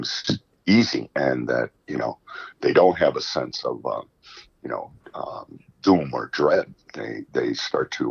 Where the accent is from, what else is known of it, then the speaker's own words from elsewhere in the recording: Chicago, Illinois, United States; moved away as an adult; now in St. Louis, United States; I'm from Chicago